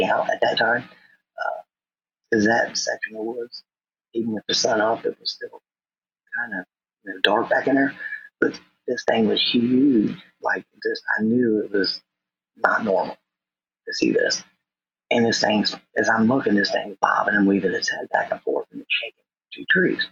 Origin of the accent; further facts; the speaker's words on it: Norwood, United States; from North Norwood, my local school, my hometown